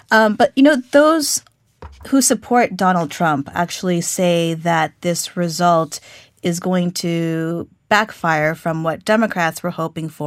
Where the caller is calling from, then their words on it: South Korea; we're calling you from South Korea